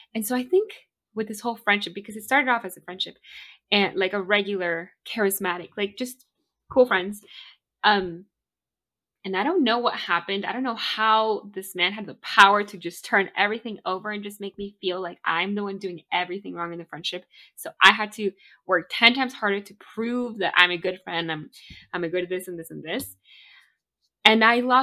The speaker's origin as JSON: {"language": "English", "town": "Miami", "region": "Florida", "country": "United States", "also_born_or_lived": "Bolivia", "moved": "yes", "lives_now": "Maryland, United States", "said": "I'm from Miami"}